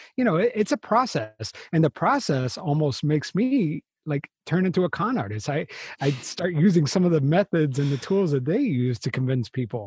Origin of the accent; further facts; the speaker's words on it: United States; we're American